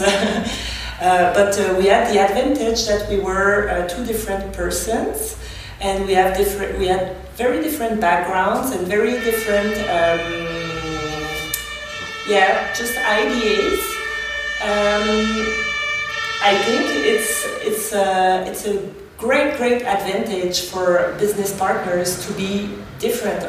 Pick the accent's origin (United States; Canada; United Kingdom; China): Canada; Montreal, Quebec; first language French; English is a second language; moved away as an adult; now in Berlin, Germany; I'm French Canadian, so my first language, mother language is French. Coming from uh, Montreal, Quebec, um, in Canada.